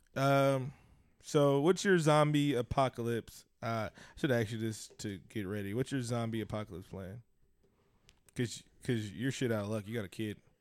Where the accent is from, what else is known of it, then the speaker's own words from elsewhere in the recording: Oakland, California, United States; I'm from East Oakland, California.